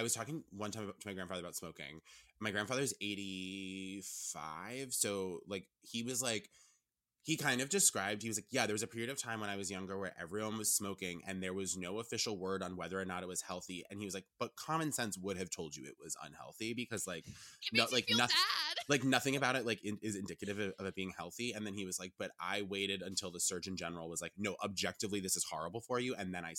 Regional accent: Rhode Island, United States; also born or lived in Vermont; because I moved from Rhode Island to Vermont. Like, I had a lot of Rhode Island friends

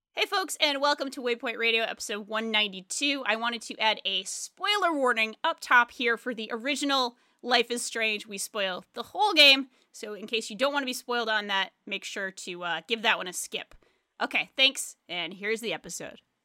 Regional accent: Rhode Island, United States; moved away; I didn't grow up in a small town, but I grew up in Rhode Island

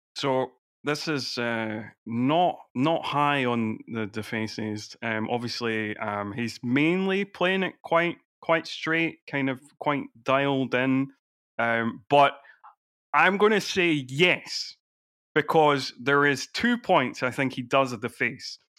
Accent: Edinburgh, Scotland, United Kingdom; I grew up in Edinburgh, so I was always going to fringe shows

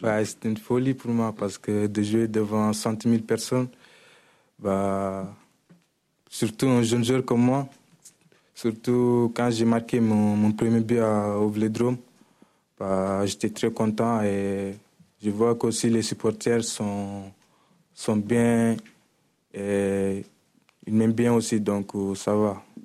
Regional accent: Senegal; moved away as an adult; now in Marseille, France; je suis un Sénégalais et je joue à l'Olympique de Marseille

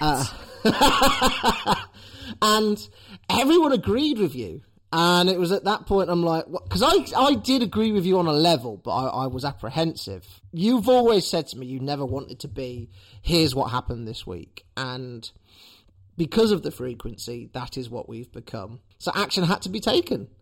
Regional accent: Leicester, East Midlands, United Kingdom; as a citizen of Leicester

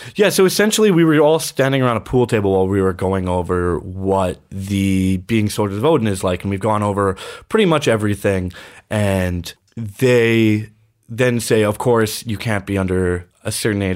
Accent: Fort Saskatchewan, Alberta, Canada; moved away as an adult; also born or lived in Edmonton, Alberta; my hometown

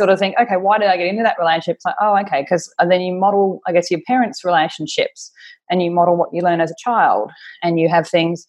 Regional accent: Australia; now in Auckland, New Zealand; I'm Australian. I'm currently living in Auckland in New Zealand with my partner, Perry.

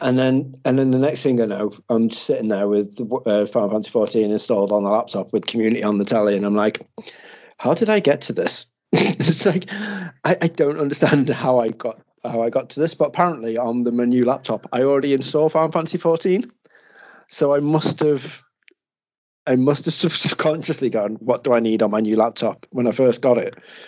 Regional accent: Mauritius; I'm actually from Mauritius and it's beautiful. So tropical.

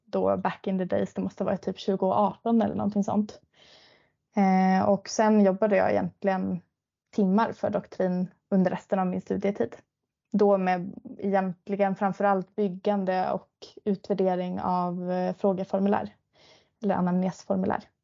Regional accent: Piteå, Norrbotten County, Sweden; now in Stockholm, Sweden; Det hela började egentligen med att jag flyttade från Pite ner till Stockholm för att plugga till läkare.

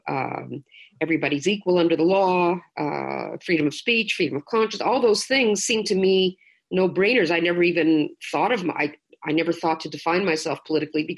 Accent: Toronto, Ontario, Canada; moved away; also born or lived in Quebec; I'm from Toronto originally, but I lived through the most tumultuous period of Quebec's modern history

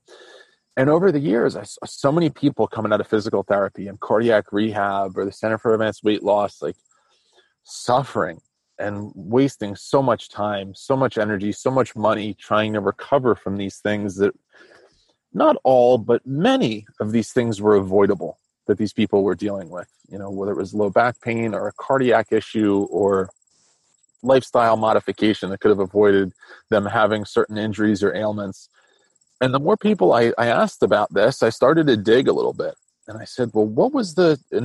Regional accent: New Jersey, United States; I grew up in New Jersey in a very rural spot

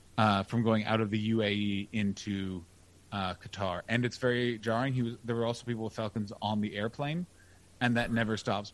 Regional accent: Canada

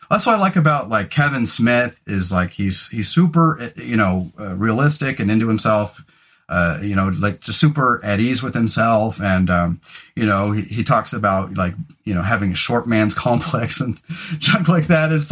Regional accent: Scotland, United Kingdom; all my friends had really hairy arms and legs and I didn't because I'm Scottish

